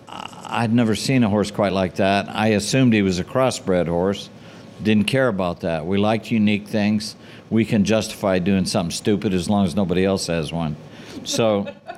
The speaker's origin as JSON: {"language": "English", "region": "England", "country": "United Kingdom", "moved": "yes", "said": "Being an English girl"}